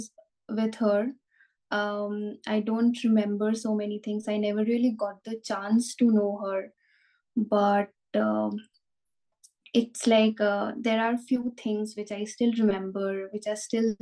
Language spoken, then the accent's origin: English; Kolkata, West Bengal, India; moved away as an adult; now in Berlin, Germany; I'm originally from India. Kolkata is my hometown.